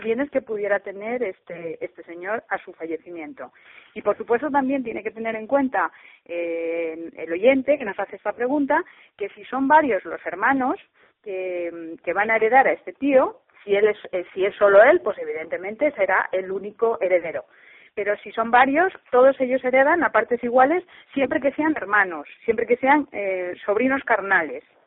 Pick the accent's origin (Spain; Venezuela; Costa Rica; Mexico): Spain; Madrid, Community of Madrid; yo soy madrileña